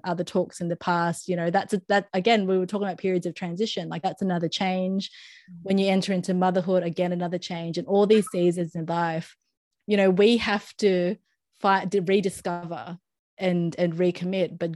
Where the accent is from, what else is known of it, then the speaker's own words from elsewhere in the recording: Philippines; for me as a Filipino